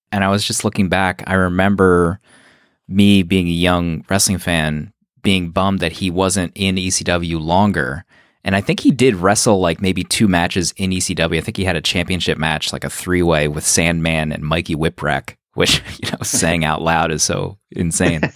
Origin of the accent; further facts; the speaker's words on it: outside of Philadelphia, Pennsylvania, United States; I grew up right outside of Philadelphia